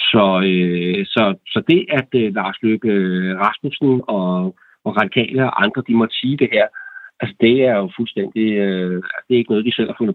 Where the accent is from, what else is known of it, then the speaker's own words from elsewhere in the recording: Denmark; vi som danskere